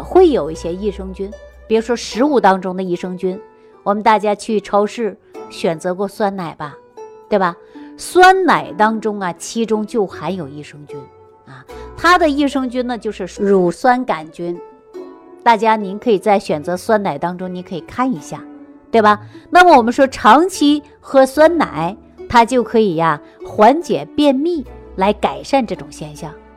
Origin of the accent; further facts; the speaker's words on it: Sichuan, China; 我们四川人喜欢吃泡菜